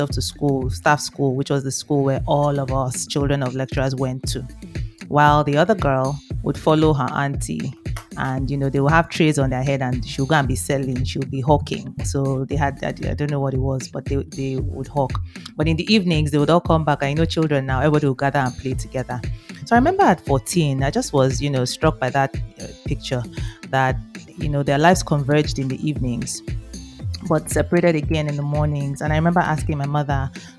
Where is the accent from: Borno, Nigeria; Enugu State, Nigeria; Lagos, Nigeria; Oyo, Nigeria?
Oyo, Nigeria; Ibadan; I grew up in the University of Ibadan campus in Oyo State